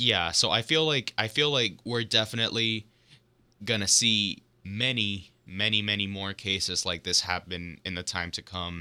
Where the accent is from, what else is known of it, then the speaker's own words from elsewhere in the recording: Miami, Florida, United States; I'm from Florida. I'm also from Miami, just like Chris. We both went to the same high school